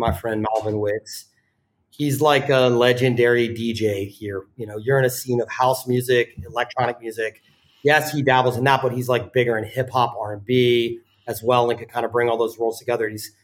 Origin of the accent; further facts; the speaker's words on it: the South, United States; moved away as an adult; also born or lived in Richmond; now in New York, United States; I grew up in the South